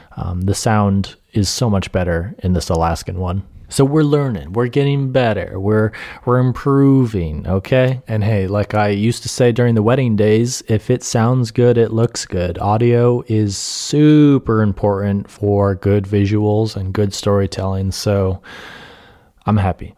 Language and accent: English; Adirondacks, New York, United States; I grew up in the Adirondacks